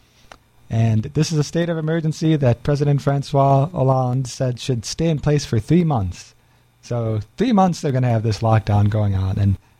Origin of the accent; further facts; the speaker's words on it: Chicago, Illinois, United States; I grew up in Chicago as a Cubs fan